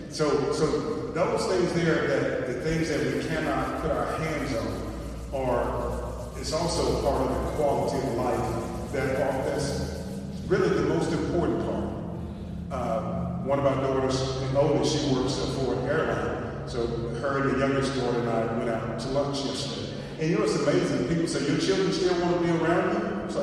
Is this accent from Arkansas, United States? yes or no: yes; Arkansas, United States; I'm from Arkansas